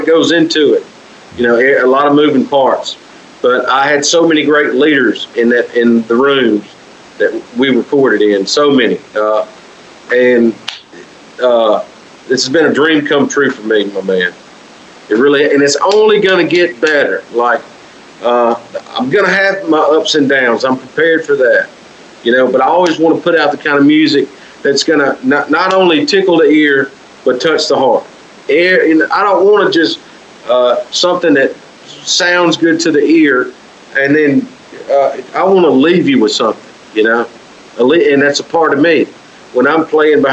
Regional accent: Clarksdale, Mississippi, United States; now in West Helena, United States; Clarksville, Mississippi, the home, my hometown where I was born and raised.

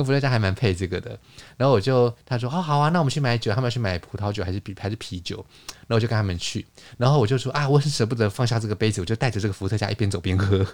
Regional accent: Taiwan; also born or lived in Paris, France; 像我们台湾这边可能有一些习俗

